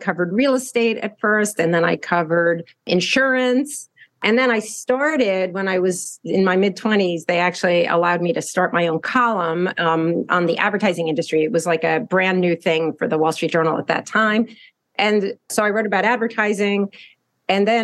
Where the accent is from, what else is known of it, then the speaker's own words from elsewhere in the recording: New Jersey suburbs, United States; I grew up in the New Jersey suburbs